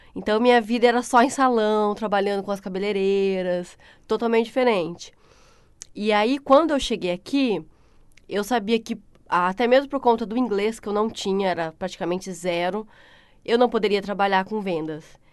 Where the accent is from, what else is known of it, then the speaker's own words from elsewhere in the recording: Pindamonhangaba, São Paulo, Brazil; moved away as an adult; also born or lived in Taubaté, São Paulo / Christchurch, New Zealand; now in New Zealand; eu nasci em Taubaté, São Paulo, né? Morei a minha vida inteira em Pinda, só nasci mesmo em Taubaté, morei em Pinda